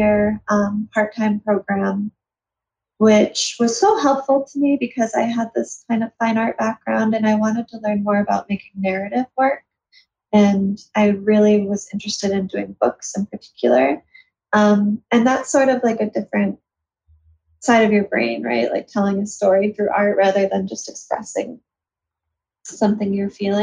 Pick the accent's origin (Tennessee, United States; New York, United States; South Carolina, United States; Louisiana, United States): New York, United States; Buffalo; I'm from Buffalo, New York, and there wasn't much of an illustration scene